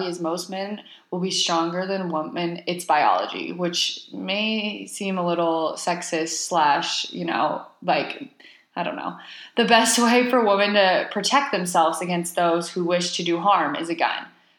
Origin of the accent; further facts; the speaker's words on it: Texas, United States; I am a Texan.